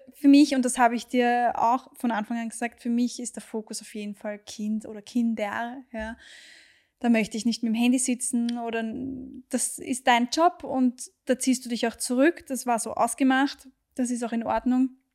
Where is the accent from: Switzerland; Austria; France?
Austria; hier bei uns in Österreich